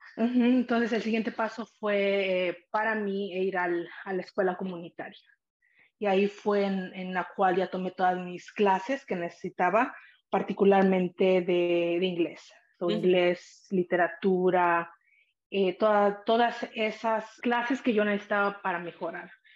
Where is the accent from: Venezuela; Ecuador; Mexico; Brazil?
Mexico; San Pablo Atipan, Puebla; also born or lived in Salinas, California; now in United States; ahí crecí eh, en un pequeño pueblo que se llama San Pablo Atipan y es parte del estado de Puebla